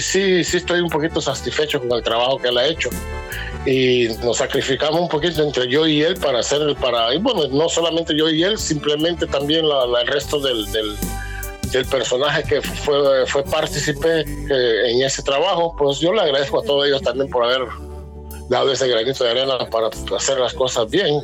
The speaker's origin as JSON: {"language": "Spanish", "town": "Corozal", "region": "Atlántida", "country": "Honduras", "also_born_or_lived": "New York City, United States", "moved": "yes", "lives_now": "United States", "said": "el resto de la familia son somos de Corozal"}